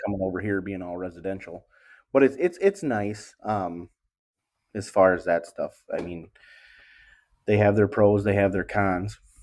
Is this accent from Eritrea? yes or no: no; Wisconsin, United States; also born or lived in Milwaukee; This is my home area where I'm located now in Wisconsin